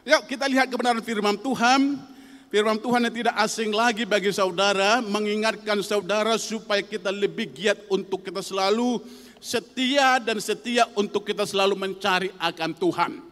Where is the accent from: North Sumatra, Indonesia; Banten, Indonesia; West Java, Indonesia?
North Sumatra, Indonesia; Tentunya saudaraku tahu saya bukan asli orang Jawa, tentu saya adalah asli dari Sumatera Utara